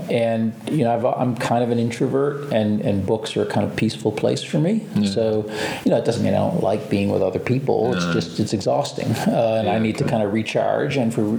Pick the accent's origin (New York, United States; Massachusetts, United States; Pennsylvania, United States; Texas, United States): Massachusetts, United States; Boston; Boston, Massachusetts.